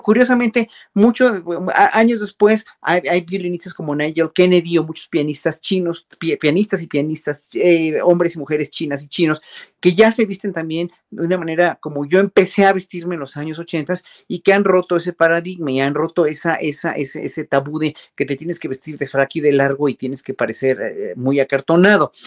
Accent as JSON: {"language": "Spanish", "country": "Mexico", "said": "uno como mexicano"}